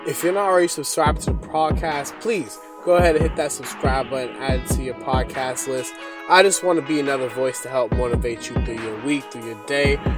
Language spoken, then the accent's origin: English; Boston, Massachusetts, United States; I'm from Boston, And that's really cold where I'm from